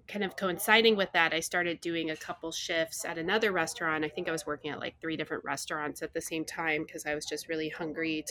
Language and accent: English; Texas, United States; I grew up in Texas